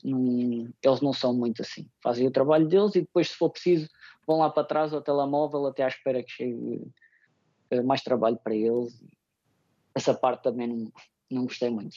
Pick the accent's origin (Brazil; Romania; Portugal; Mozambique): Portugal; moved away as an adult; also born or lived in Andorra; now in Brisbane, Australia; como portugueses